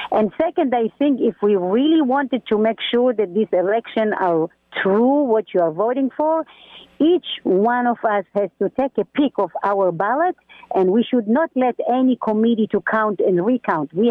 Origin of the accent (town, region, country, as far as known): Israel